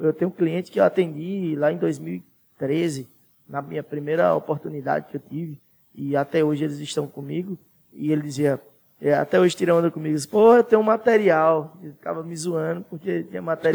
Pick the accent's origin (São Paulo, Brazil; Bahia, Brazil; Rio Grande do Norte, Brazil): Bahia, Brazil; Santana do Sobrado; moved away as an adult; now in Petrolina, Brazil; eu saí de Santana